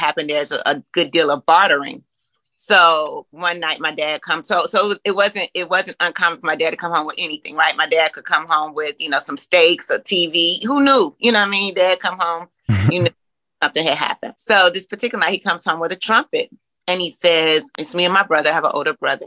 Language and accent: English; Richmond, Virginia, United States; moved away as an adult; now in Atlanta, United States; From Richmond, Virginia. So Virginia grown, you know, transplanted to Atlanta in 2000